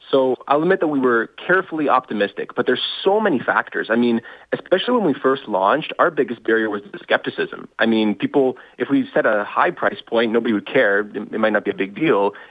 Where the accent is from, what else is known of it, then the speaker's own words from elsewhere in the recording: Toronto, Ontario, Canada; Uh, I'm from Toronto.